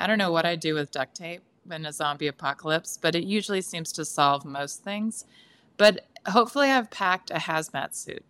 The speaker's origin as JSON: {"language": "English", "region": "California", "country": "United States", "said": "I am from the San Francisco Bay Area."}